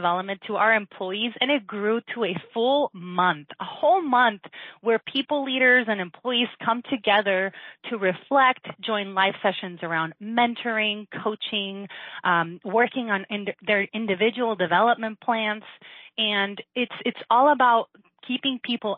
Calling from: Las Vegas, Nevada, United States; I'm calling from Las Vegas, Nevada

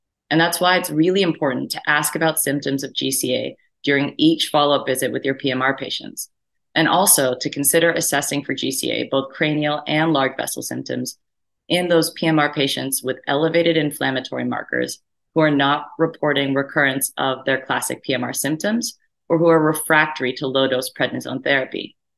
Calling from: Chicago, Illinois, United States; and I'm talking now from Chicago, Illinois.

